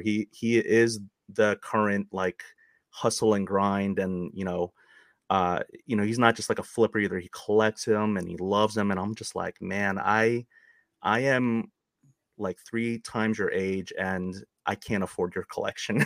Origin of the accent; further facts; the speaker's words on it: New York City, New York, United States; I'm a Queens boy, or I grew up in Queens